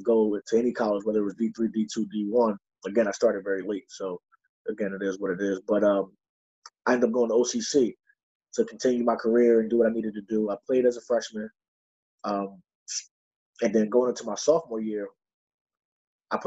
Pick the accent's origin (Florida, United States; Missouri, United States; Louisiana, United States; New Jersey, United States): New Jersey, United States; Neptune; I'm from Neptune, New Jersey